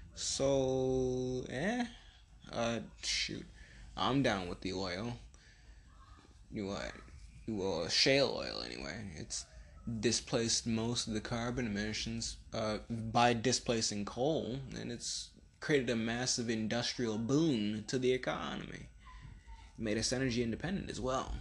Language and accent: English; United States